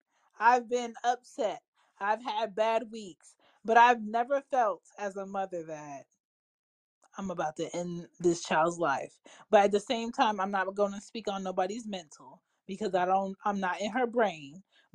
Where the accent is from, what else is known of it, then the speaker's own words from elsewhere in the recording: Florida, United States; And let me say this. I'm from Florida.